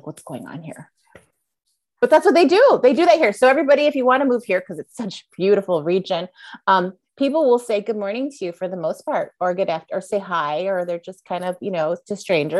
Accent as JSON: {"language": "English", "region": "East Coast", "country": "United States", "tie": "born or raised there", "said": "But I remember even growing up on the East Coast where it was, you know, when I would walk home alone at night, let's say in a downtown area"}